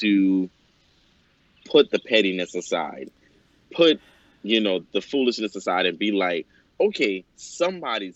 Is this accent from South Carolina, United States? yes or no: yes; Johns Island, South Carolina, United States; I'm from Johns Island, South Carolina, by the way, of Charleston